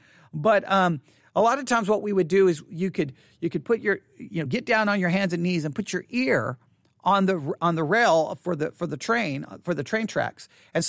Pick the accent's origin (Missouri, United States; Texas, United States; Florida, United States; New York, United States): Texas, United States; Buffalo Gap; I can remember I grew up in Buffalo Gap, Texas, and right there, like you walked across the street from my house, there was like an older house